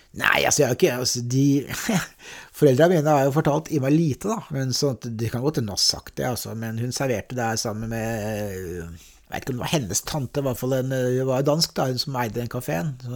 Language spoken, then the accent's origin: Norwegian; Oslo, Norway; also born or lived in Veitvet / Rælingen; Jeg er født i, døpt i Vålerenga kirke